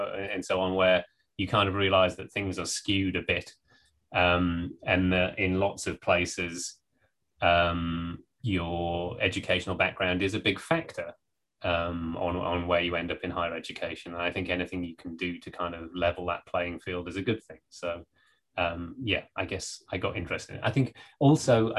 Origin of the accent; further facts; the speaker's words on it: the Northeast, North East England, United Kingdom; moved away as an adult; also born or lived in Norwich / Berkeley, California; I grew up in the Northeast